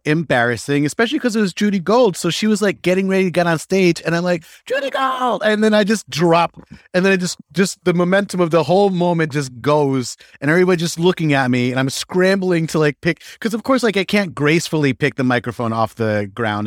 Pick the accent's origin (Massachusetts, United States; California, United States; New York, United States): New York, United States; Ellenville; moved away as an adult; also born or lived in Philadelphia / Chile (family); I was born in upstate New York, uh, a small town called Ellenville. Uh, like I told you before, my parents met working in a hotel, uh, in the Catskills, and it, it was just like dirty dancing, except they were both the help